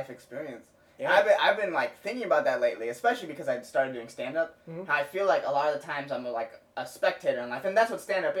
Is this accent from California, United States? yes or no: yes; Cupertino, California, United States; also born or lived in San Diego; because I grew up in Cupertino, which is, like, a heavily Asian immigrant population.